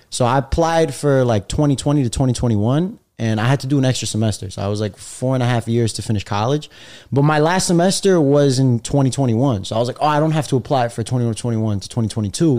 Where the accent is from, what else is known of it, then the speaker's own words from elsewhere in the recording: New York City, New York, United States; I was born and raised in Brooklyn, but my parents are from uh, Algeria, Egypt.